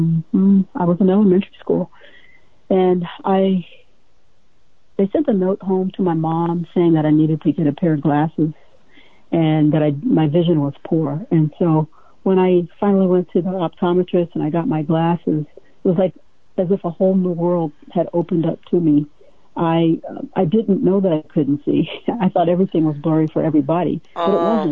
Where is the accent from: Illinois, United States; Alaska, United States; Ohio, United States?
Ohio, United States; a small town in; moved away as an adult; now in Hawaii, United States; I was born and reared in the Midwest, a small town in Ohio